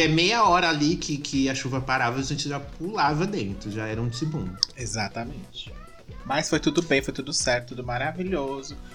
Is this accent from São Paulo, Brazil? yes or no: yes; Paulista, São Paulo, Brazil; a gente como, né, é paulista, assim, classe média